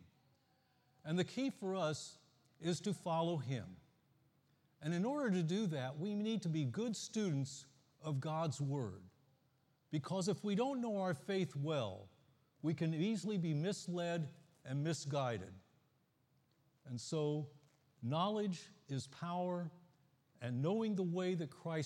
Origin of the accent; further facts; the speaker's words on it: the Midwest in Ohio and Indiana, United States; now in Florida, United States; I grew up in the Midwest in Ohio and Indiana